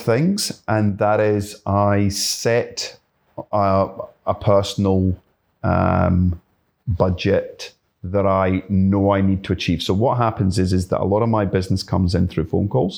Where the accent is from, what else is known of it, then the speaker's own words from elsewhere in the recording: Glasgow, Scotland, United Kingdom; moved away as an adult; now in Yamba, Australia; I grew up in Glasgow, um, certainly in the Green Belt